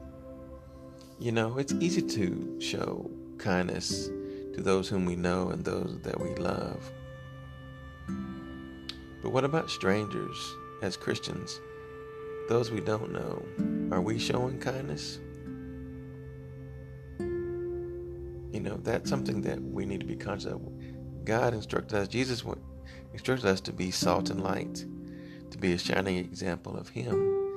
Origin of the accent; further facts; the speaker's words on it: Texas, United States; my home state of Texas, El Paso, Texas